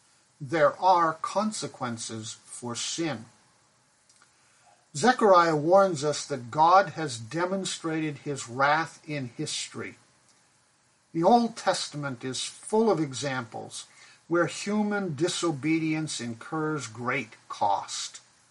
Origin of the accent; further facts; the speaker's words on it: Pakistan; I grew up in Pakistan where my parents were missionaries. We lived in a large mission compound in a two-story brick house.